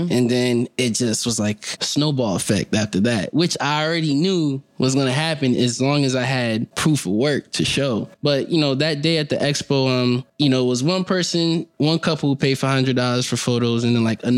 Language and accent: English; Connecticut, United States; we're from Connecticut